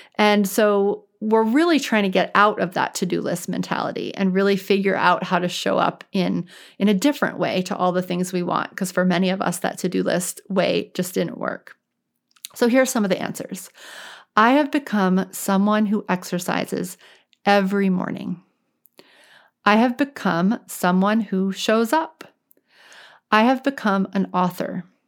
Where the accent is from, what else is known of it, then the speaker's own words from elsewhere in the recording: New Orleans, Louisiana, United States; now in Boston, United States; I'm actually from New Orleans.